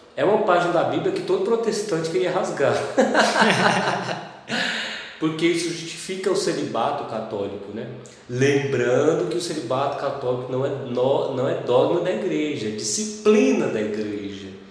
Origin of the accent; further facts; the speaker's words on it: Caldas Novas, Goiás, Brazil; Eu sou natural de Caldas Novas